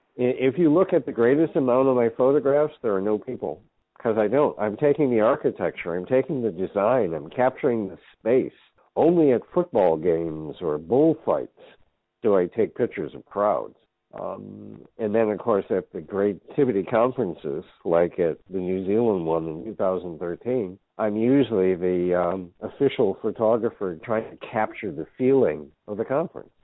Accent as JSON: {"language": "English", "country": "United States", "said": "I am an American."}